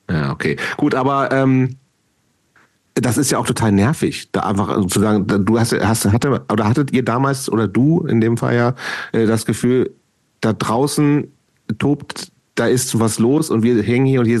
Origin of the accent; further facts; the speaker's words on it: Lower Saxony, Germany; Aber ich bin Niedersachse, insofern.